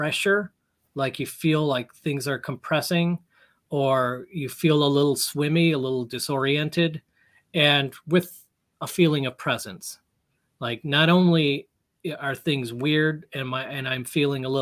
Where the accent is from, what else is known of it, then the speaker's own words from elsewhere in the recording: United States; I'm American